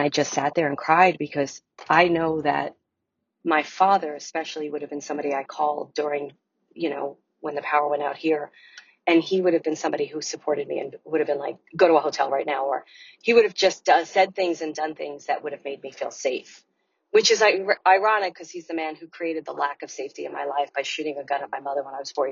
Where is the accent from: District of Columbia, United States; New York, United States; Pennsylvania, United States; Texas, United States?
New York, United States; New York City; moved away as an adult; I'm from Brooklyn